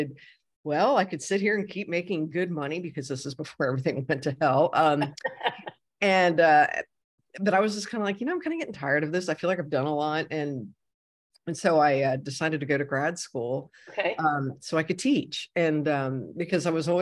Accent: Cincinnati, Ohio, United States; moved away as an adult; also born or lived in Stuart, Florida / Fort Lauderdale, Florida; I'm originally from Ohio. I'm originally from Cincinnati

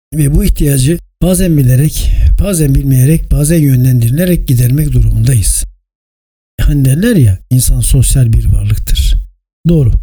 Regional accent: İzmir, Turkey; 1956 İzmir doğumluyum

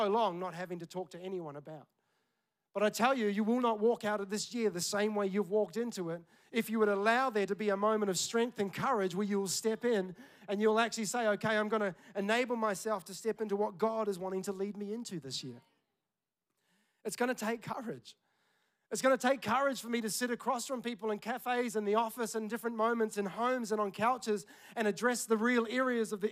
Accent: Tauranga, Bay of Plenty, New Zealand; moved away; we're in my hometown, Tauranga

